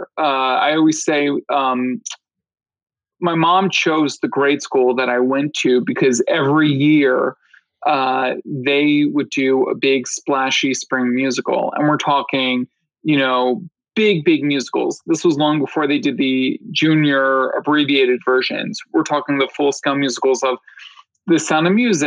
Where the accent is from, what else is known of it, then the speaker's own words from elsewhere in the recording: Philadelphia, Pennsylvania, United States; moved away as an adult; now in New York City, United States; I was born and raised in Philadelphia